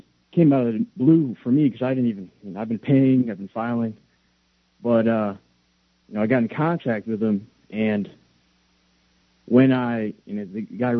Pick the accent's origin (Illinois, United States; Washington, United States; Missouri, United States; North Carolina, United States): Illinois, United States; moved away as an adult; now in Japan